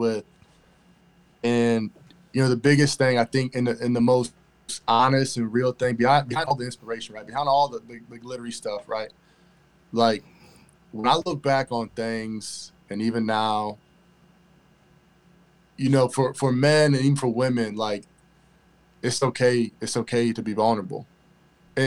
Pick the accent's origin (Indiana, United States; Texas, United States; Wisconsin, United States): Indiana, United States; Elkhart; I'm originally from Elkhart, Indiana, which is right down the street from South Bend